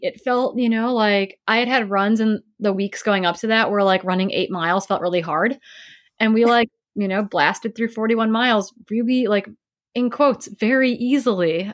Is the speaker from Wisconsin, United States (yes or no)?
yes; Wisconsin, United States; I grew up in Wisconsin